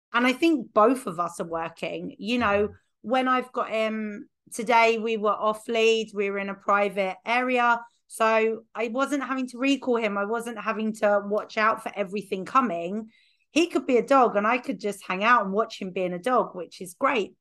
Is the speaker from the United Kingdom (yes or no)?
yes; United Kingdom; being British